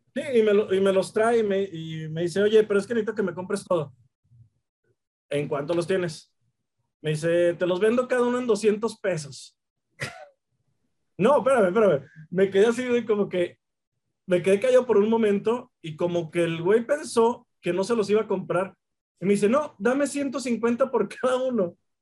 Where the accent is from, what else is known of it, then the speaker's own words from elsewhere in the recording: Mexico; nazco aquí y aquí le he pasado una gran parte